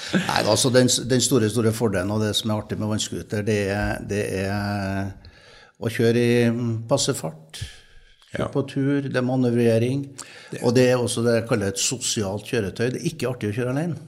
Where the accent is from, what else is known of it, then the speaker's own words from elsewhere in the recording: Trøndelag, Norway; I Trøndelag, der jeg kommer fra